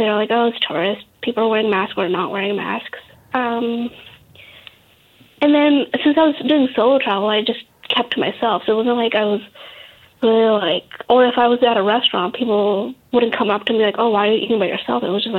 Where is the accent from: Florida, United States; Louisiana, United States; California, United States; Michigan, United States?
California, United States; because I'm Californian and I live in LA. I live in Southern California. And we have 75-degree weather pretty much all year long.